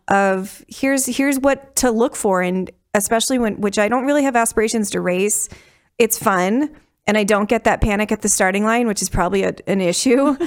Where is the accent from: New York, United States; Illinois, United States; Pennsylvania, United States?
Illinois, United States; outside of Chicago; moved away; I grew up outside of Chicago